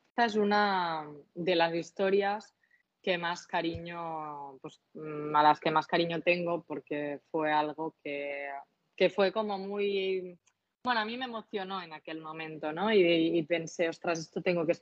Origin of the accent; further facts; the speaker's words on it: Catalonia, Spain; accent: Catalan; con mi acento, con mi L catalana